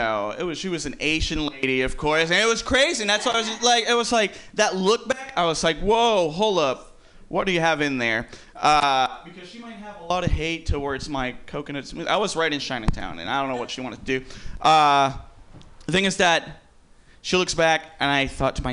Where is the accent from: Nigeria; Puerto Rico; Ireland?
Puerto Rico; I'm from Puerto Rico. I've lived in the hood my whole life